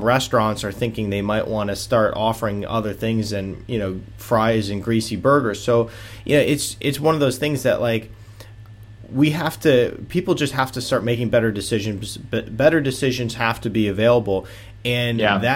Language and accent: English; Michigan, United States; moved away as an adult; also born or lived in Atlanta, Georgia; moving back to where I grew up in Michigan